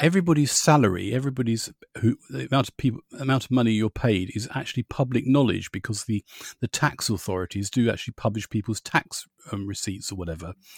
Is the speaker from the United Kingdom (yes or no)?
yes; United Kingdom; being British